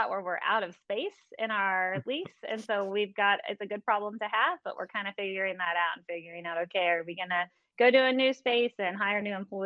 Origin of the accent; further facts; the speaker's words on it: Texas, United States; now in Georgia, United States; I'm originally from Texas